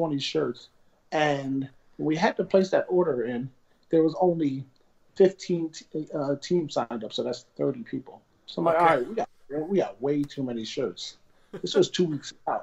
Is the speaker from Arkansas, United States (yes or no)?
no; Avenel, New Jersey, United States; I rebuilt my childhood house that I grew up in Avenel, New Jersey